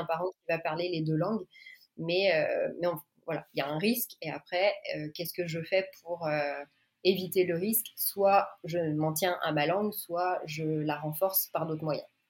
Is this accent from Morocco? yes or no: no; France; moved away as an adult; also born or lived in New York, United States; now in Montreal, Canada; je suis française, je suis euh, orthophoniste donc. Euh, j'ai une petite fille de deux ans et nous on habite à Montréal